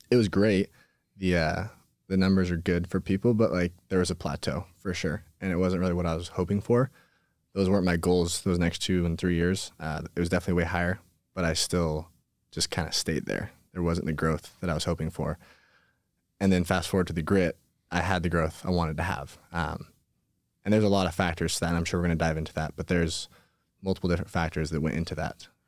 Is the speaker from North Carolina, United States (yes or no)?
no; Twin Falls, Idaho, United States; Uh, Twin Falls, Twin Falls, Idaho. Okay. So a little bit more north of here.